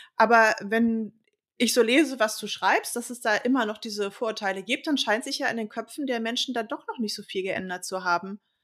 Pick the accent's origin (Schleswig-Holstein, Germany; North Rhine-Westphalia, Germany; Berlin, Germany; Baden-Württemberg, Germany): Berlin, Germany; ich bin ja gebürtige Westberlinerin